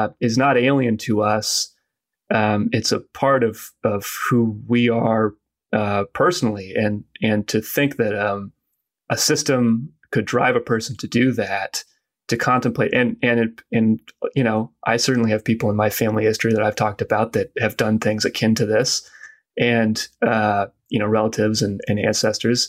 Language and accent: English; United States; as an American